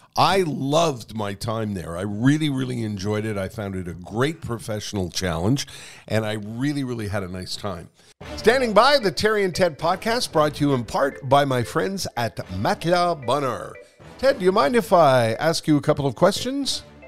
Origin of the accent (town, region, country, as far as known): Montreal, Quebec, Canada; born or raised there